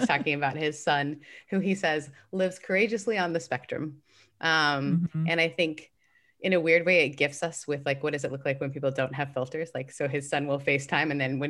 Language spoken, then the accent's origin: English; Canada; I'm Canadian.